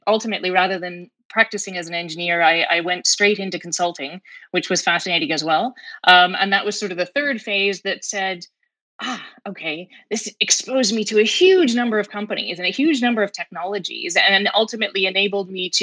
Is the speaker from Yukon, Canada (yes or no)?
no; Fredericton, New Brunswick, Canada; also born or lived in Boston; now in Halifax, Canada; I grew up on a hobby farm, a sheep farm, just outside of Fredericton, New Brunswick.